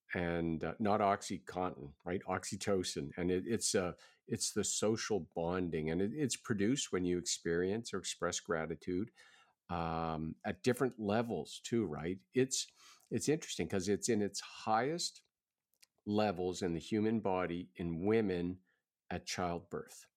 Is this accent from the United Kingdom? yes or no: no; Halifax, Nova Scotia, Canada; that's my hometown